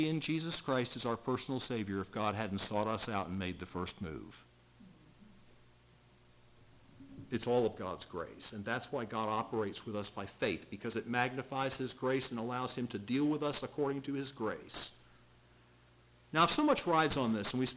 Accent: United States; I was born in America

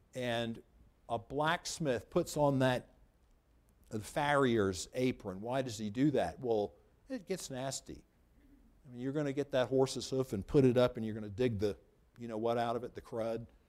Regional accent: United States; I'm an American citizen.

